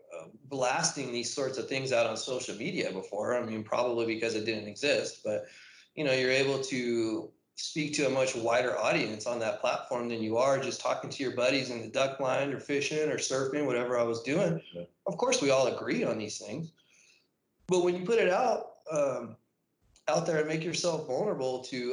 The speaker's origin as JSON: {"language": "English", "town": "National City", "region": "California", "country": "United States", "tie": "born or raised there", "also_born_or_lived": "Chula Vista", "said": "I'm from National City. Was born there at Paradise Valley Hospital. Went to grade school, middle school, and high school there"}